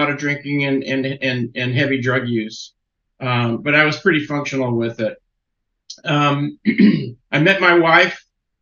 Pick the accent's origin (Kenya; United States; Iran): United States; Connecticut; I was born in Connecticut and grew up in the 60s